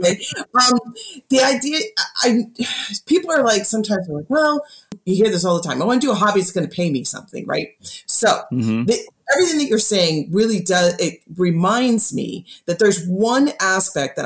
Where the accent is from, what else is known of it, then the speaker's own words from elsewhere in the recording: Chicago, Illinois, United States; moved away as an adult; where I grew up in Chicago